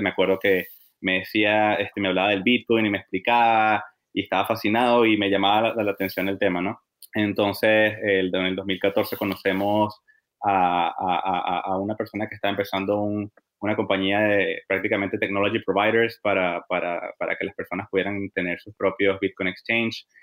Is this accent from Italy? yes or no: no; Venezuela; also born or lived in Bogotá / Boston / Texas; now in New York, United States; somos este, criollos, nacidos y criados en Venezuela